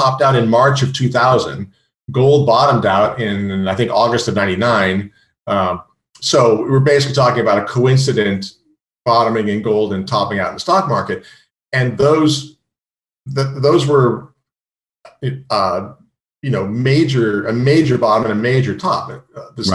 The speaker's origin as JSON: {"language": "English", "region": "California", "country": "United States", "also_born_or_lived": "San Francisco / New York", "moved": "as an adult", "said": "I'm from California and I always felt like an outsider on Wall Street"}